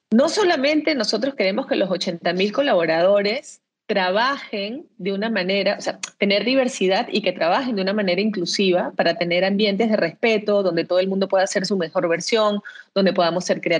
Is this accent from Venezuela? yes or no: yes; Venezuela; now in Peru; soy venezolana.